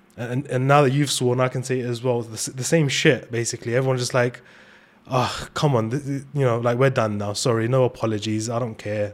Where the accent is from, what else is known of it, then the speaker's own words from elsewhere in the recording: London, United Kingdom; where we're from, uh, especially in London